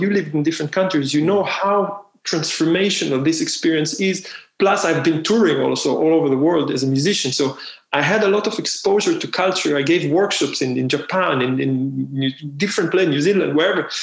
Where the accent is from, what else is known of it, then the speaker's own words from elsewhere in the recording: Israel; moved away; I'm from Israel